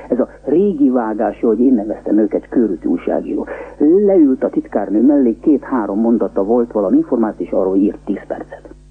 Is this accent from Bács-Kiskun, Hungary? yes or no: no; Budapest, Hungary; moved away as an adult; also born or lived in Paris, France; now in Munich, Germany; én Budapesten nevelkedtem